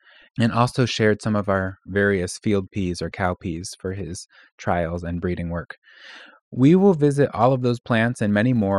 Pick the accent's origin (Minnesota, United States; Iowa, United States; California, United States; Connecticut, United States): Connecticut, United States; Willimantic; moved away; we were back in my hometown of Romantic Willimantic in Northeastern Connecticut